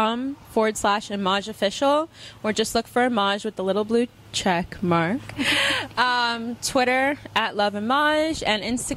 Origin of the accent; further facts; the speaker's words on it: Florida, United States; moved away; also born or lived in Texas; I'm from Florida.